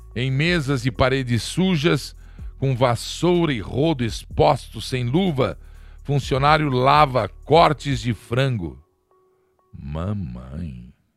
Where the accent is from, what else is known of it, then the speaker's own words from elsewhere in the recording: Brazil; Sou povo aqui, sou brasileiro